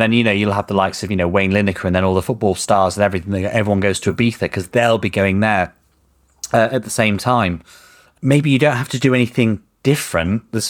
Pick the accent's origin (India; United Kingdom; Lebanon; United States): United Kingdom; Yorkshire and the Humber; this is, I'm from Yorkshire.